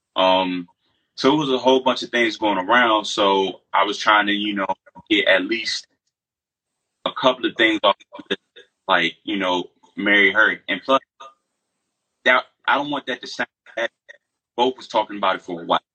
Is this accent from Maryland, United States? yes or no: yes; Largo, Maryland, United States; moved away as an adult; now in North Carolina, United States; I'm from Largo, Maryland